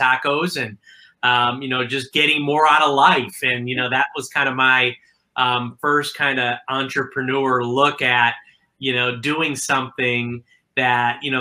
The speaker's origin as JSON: {"language": "English", "town": "Milwaukee", "region": "Wisconsin", "country": "United States", "tie": "born or raised there", "said": "I'm originally from Milwaukee, Wisconsin"}